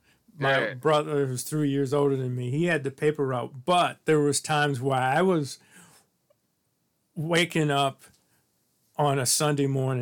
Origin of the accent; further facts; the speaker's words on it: St. Louis, Missouri, United States; just hit the age of 60 myself, and you and I kind of probably have the same backgrounds. I grew up in St. Louis